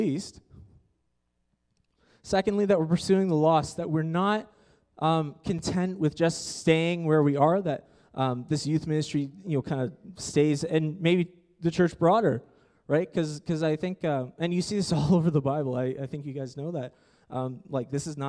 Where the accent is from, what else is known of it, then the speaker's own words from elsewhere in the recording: Ontario, Canada; moved away; I come from Ontario